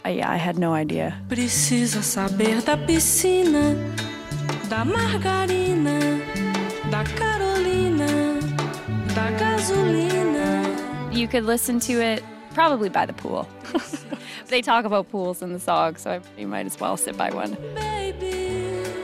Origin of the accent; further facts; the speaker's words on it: Canada; also born or lived in Netherlands; Being Canadian and all